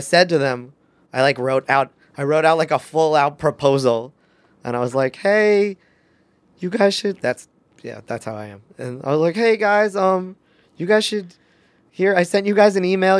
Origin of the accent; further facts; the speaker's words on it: New York, United States; I'm a New Yorker